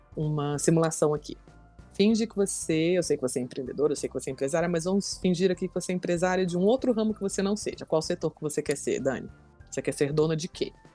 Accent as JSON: {"language": "Portuguese", "town": "Brasília", "region": "Federal District", "country": "Brazil", "tie": "born or raised there", "said": "eu nasci aqui em Brasília, é, sou filha né, da nossa capital federal"}